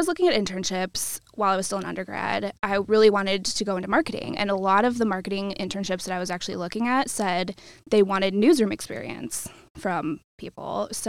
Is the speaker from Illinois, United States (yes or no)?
yes; Tinley Park, Illinois, United States; moved away as an adult; also born or lived in Iowa City, Iowa; now in Cedar Rapids, United States; I'm from Tinley Park, south suburbs.